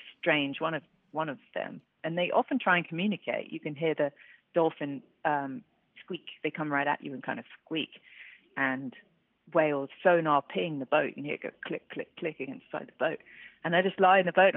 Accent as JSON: {"language": "English", "region": "London", "country": "United Kingdom", "tie": "born or raised there", "said": "I grew up in London. I was born in London."}